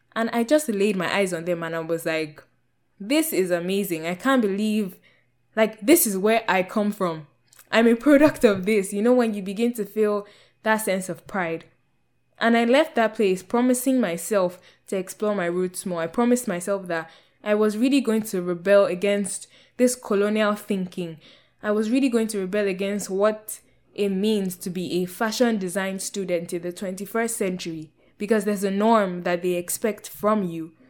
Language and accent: English; Nigeria; moved away as an adult; also born or lived in United Kingdom / Canada; the rejection of self I experienced as a Nigerian in Nigeria